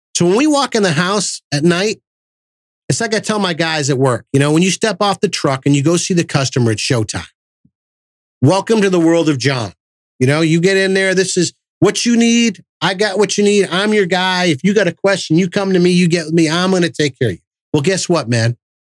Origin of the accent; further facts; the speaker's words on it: Massachusetts, United States; moved away; I'm from Massachusetts and, you know, we're loud and obnoxious up there